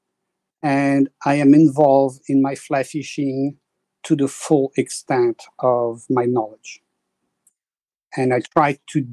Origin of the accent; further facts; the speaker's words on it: Paris, Île-de-France, France; accent: French; English is a second language; moved away as an adult; also born or lived in French Alps / New York / Vermont; now in Connecticut, United States; I was born in Paris. And then by age 12, I was sent to the Alps to go ski.